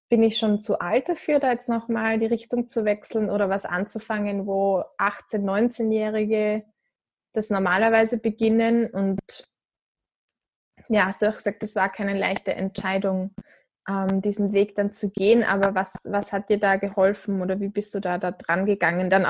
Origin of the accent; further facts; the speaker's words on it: Switzerland; ich bin ja, Schweizerin.